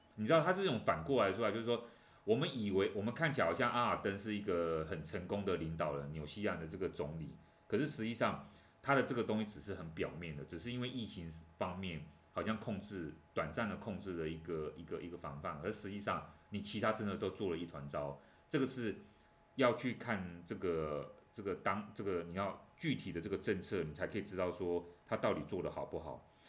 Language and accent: Chinese; Taiwan; 对我们台湾人来讲呢